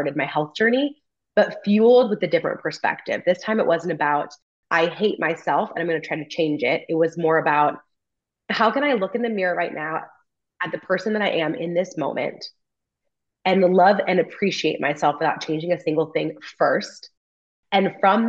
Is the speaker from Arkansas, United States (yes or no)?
no; California, United States; moved away as an adult; a job opens up back in my hometown and I try to get recruited by a family friend to come work for our farm bureau in my home county